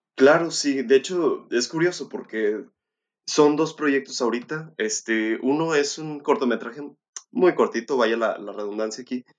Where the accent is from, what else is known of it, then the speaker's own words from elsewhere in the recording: Monterrey, Nuevo León, Mexico; yo soy eh, este, residente aquí de Monterrey, nací en Monterrey